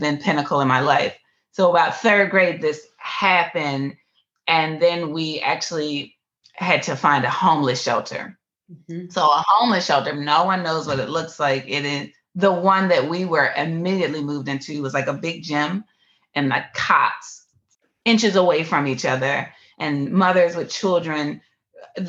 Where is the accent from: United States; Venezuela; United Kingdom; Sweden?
United States; Philadelphia, Pennsylvania; I was born in Philadelphia, one of the most impoverished areas in Philadelphia, Pennsylvania